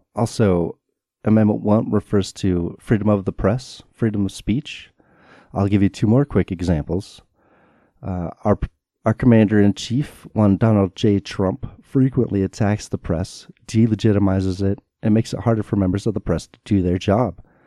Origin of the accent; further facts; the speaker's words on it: United States; I was raised in America